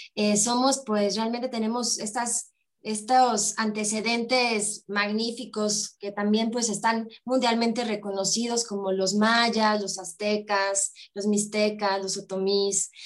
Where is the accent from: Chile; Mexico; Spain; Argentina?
Mexico; vivamos en México